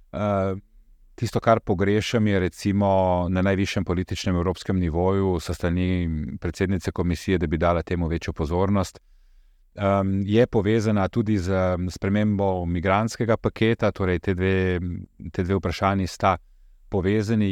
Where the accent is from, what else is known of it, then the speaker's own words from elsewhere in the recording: Slovenia; Jaz sem, prihajam iz Slovenije, z omenjenega naroda